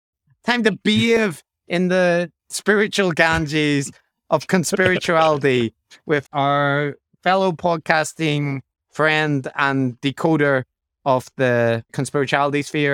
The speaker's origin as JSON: {"language": "English", "region": "Northern Ireland", "country": "United Kingdom", "accent": "Northern Irish", "said": "I used to have a Northern Irish accent, but it's kind of created very hard for people to detect"}